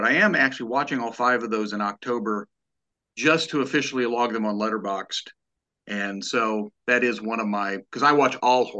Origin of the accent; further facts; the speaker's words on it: Illinois, United States; moved away; also born or lived in Indiana / St. Louis, Missouri; I'm from Illinois and I've lived in Indiana and spent a lot of time in St. Louis, Missouri.